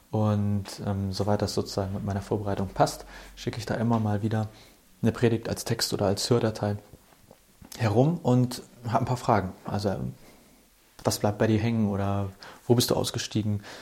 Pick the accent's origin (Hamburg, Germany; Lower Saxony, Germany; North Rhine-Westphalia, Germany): Hamburg, Germany; Kurz zu mir, ich bin ein Hamburger Jung, bin in Hamburg aufgewachsen